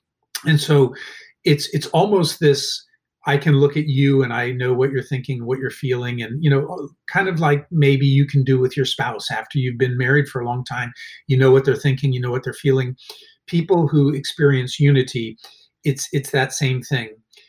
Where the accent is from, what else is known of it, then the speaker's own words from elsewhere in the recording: Honolulu, Hawaii, United States; born there; interesting fact, I was born in Honolulu, Hawaii, because he was stationed in Hawaii for part of that time.